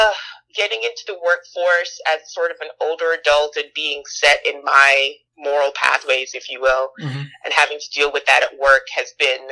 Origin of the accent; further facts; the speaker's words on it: Jamaica; also born or lived in New York / California / Georgia / Mississippi; now in United States; I've lived in New York. I've lived in California. I've lived in Georgia. I'm trying to think where else. Jamaica.